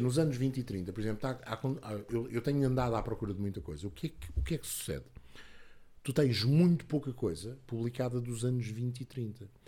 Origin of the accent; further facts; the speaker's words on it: Lisbon, Portugal; eu quando era miúdo, vivia em Lisboa